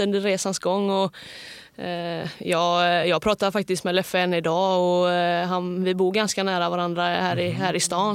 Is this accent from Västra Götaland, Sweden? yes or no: yes; Hälsö, Västra Götaland, Sweden; hemma på Hälsö